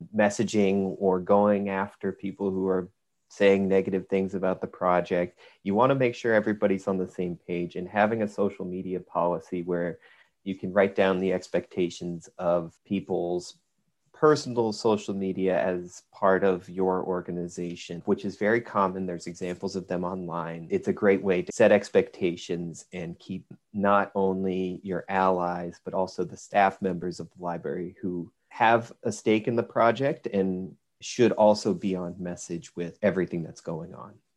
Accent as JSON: {"language": "English", "town": "Northbridge", "region": "Massachusetts", "country": "United States", "tie": "born or raised there", "said": "I grew up in Northbridge, Massachusetts, which is a small town on the Rhode Island border"}